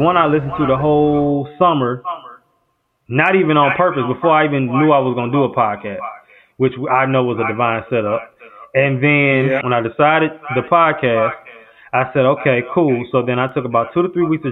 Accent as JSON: {"language": "English", "town": "St. Louis", "region": "Missouri", "country": "United States", "moved": "yes", "lives_now": "Houston, United States", "said": "I am from St. Louis, Missouri, in the United States. I currently live in Houston, Texas."}